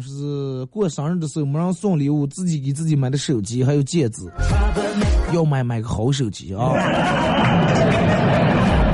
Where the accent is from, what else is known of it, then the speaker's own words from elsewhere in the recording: Northeast China, China; 我是个东北人